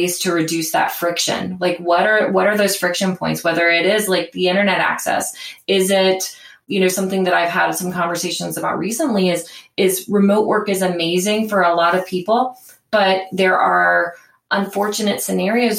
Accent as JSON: {"language": "English", "town": "Cincinnati", "region": "Ohio", "country": "United States", "tie": "born or raised there", "said": "my hometown in Cincinnati"}